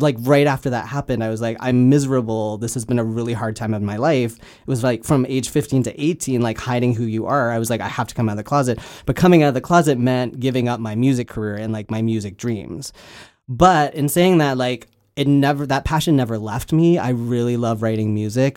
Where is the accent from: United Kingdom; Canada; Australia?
Canada; now in Los Angeles, United States; I am Canadian. I just don't live there anymore